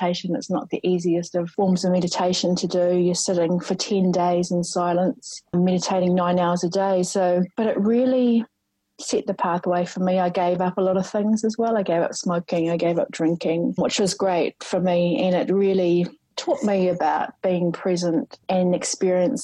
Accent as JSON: {"language": "English", "town": "Rotorua", "region": "Bay of Plenty", "country": "New Zealand", "tie": "born or raised there", "said": "I grew up in Rotorua"}